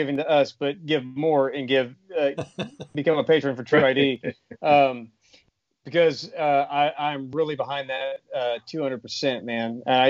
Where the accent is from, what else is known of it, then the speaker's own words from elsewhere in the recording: Central Arkansas, United States; I'm from Central Arkansas, man.